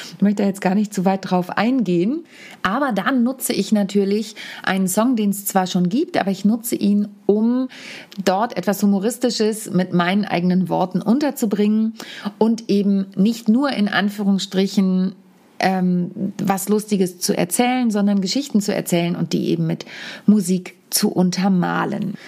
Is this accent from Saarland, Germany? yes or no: no; home Samtgemeinde, Lower Saxony, Germany; Neujahrsempfang meiner Heimat Samtgemeinde